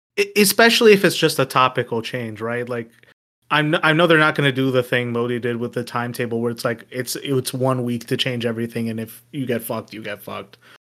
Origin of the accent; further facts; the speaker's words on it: United States; me as an American